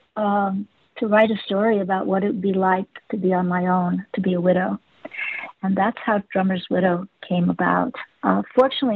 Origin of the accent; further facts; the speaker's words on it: Los Angeles, California, United States; I grew up in Hollywood